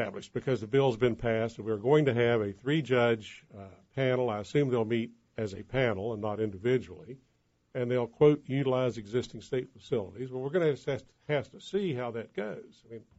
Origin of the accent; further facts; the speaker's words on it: St. Albans, West Virginia, United States; I grew up in St. Albans, relatives in Putnam and Mason.